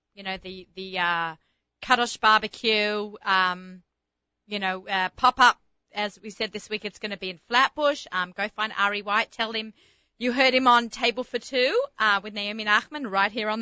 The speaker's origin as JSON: {"language": "English", "country": "Australia", "accent": "Australian", "moved": "yes", "said": "my Australian accent"}